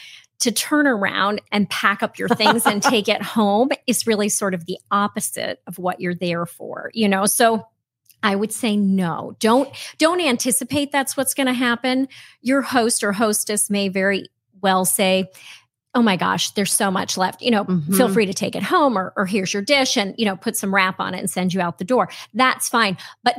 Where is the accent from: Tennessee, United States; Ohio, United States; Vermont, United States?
Vermont, United States; I grew up in southern Vermont. My parents were in the ski business, actually.